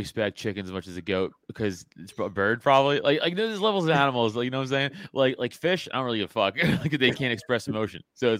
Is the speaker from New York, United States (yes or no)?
yes; New York, United States; I'm a New Yorker.